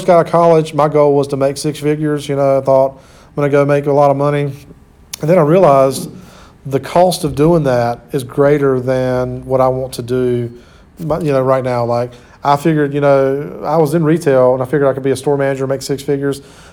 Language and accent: English; Sampson County, North Carolina, United States; I grew up in Sampson County, which is about 30 minutes away or 30 miles.